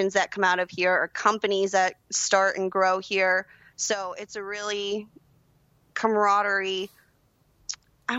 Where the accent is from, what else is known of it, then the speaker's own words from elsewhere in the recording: Georgia, United States; also born or lived in Florida; we moved up to Georgia, and I've been here ever since.